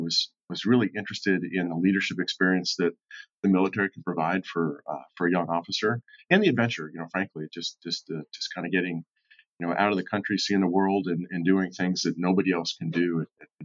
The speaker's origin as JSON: {"language": "English", "town": "Cincinnati", "region": "Ohio", "country": "United States", "tie": "born or raised there", "said": "born and raised in Southern Ohio in Cincinnati"}